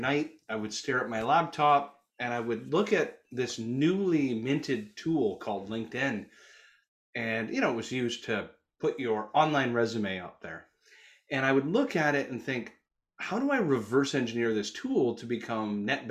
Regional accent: Canada; accent: Canuck; also born or lived in Toronto, Canada; my Canuck accent

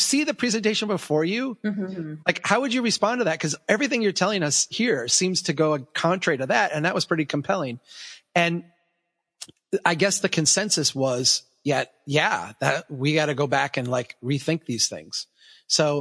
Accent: Minnesota, United States; I'm from Minnesota. I can handle Alaska

